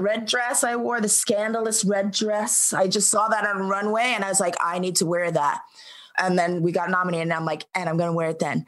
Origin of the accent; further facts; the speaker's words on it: New York City, New York, United States; growing up in New York